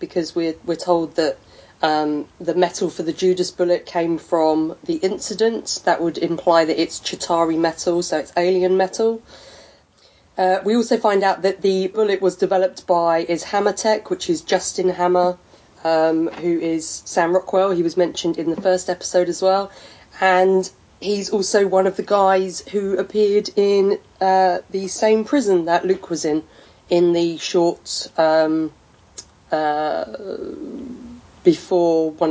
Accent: England, United Kingdom; I'm English

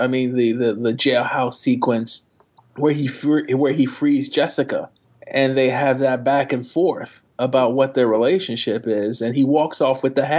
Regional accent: New York, United States; I am a New Yorker

